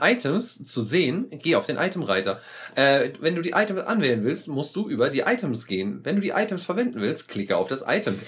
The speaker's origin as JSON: {"language": "German", "country": "Germany", "said": "wir kommen ja so aus der Burgenregion hier mhm. und äh, in Deutschland äh, am Rhein."}